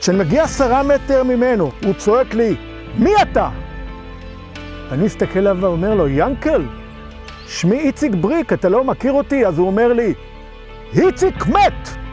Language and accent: Hebrew; Gal On, Southern District, Israel; אנחנו עומדים בטבורו של קיבוץ אה, גלון. פה נולדתי, כאן עוצבו חיי